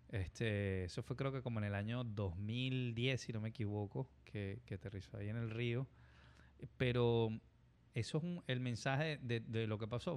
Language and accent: Spanish; Caracas, Capital District, Venezuela; moved away as an adult; now in United States; nosotros nos criamos en, en Manzanar, en, en Caracas